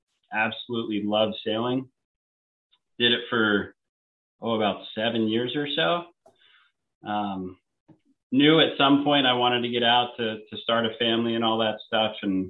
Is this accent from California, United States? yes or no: yes; San Diego, California, United States; I'm from San Diego. It's where I call home.